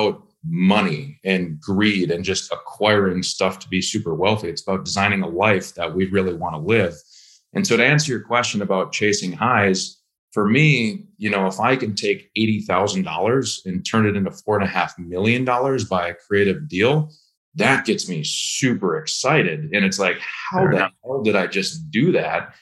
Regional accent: Minnesota, United States; moved away as an adult; just moved to Minnesota and hopped into real estate

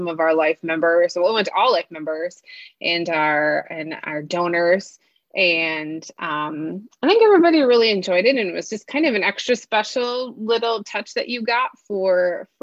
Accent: Oswego, United States; a very fantastic business in my hometown of Oswego

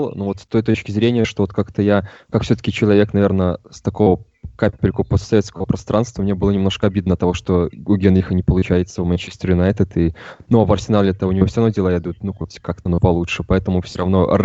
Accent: Minsk, Belarus; я из Минска

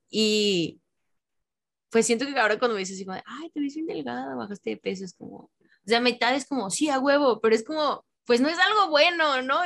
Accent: Mexico; soy mexicano

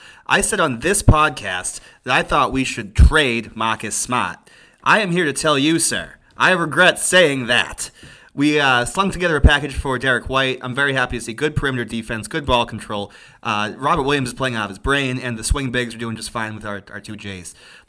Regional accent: Ireland; I'm Irish, like the mash.

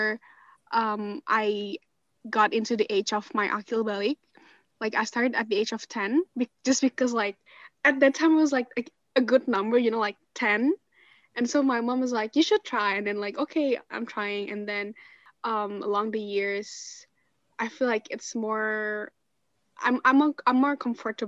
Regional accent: Indonesia; moved away; I'm from Indonesia.

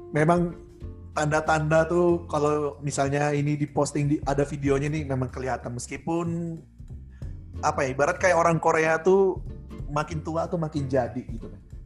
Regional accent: Samarinda, East Kalimantan, Indonesia; moved away; satu SMA juga kan di di Samarinda

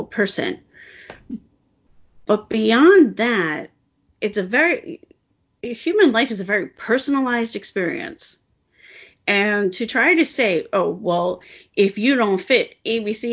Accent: United States; I'm American

